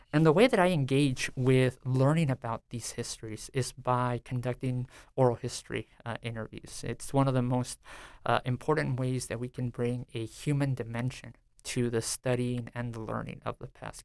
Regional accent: San Diego, California, United States; now in Stillwater, United States; I grew up in a predominantly, uh, Mexican-American, uh, community called Barrio Logan near downtown San Diego

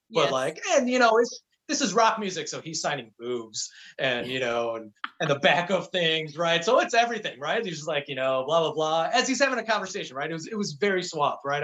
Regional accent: Chicago, Illinois, United States; growing up in Chicago

